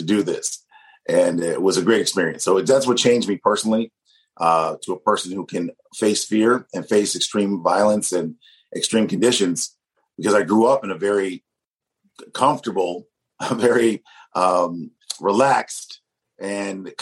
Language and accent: English; Ann Arbor, Michigan, United States; also born or lived in Detroit, Michigan; as a kid, I grew up in Ann Arbor, Michigan